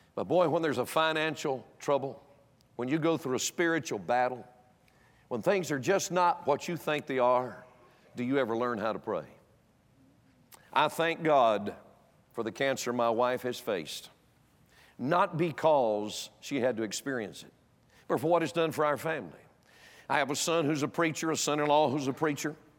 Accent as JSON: {"language": "English", "region": "North Carolina", "country": "United States", "tie": "born or raised there", "moved": "yes", "said": "I was born and raised in North Carolina"}